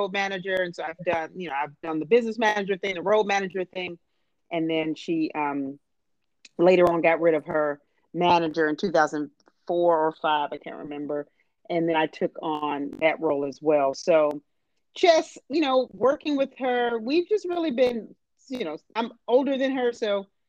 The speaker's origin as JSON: {"language": "English", "town": "Harvey", "region": "Illinois", "country": "United States", "said": "we're from Chicago, South Suburb, Harvey, Illinois"}